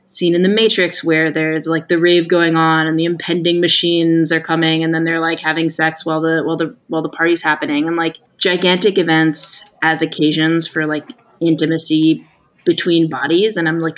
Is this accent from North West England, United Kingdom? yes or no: yes; Manchester, North West England, United Kingdom; We don't know, I'm from Manchester.